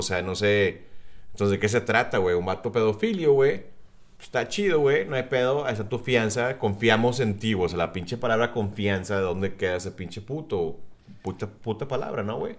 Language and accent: Spanish; South Texas, United States; Cindy y yo que somos del sur de Texas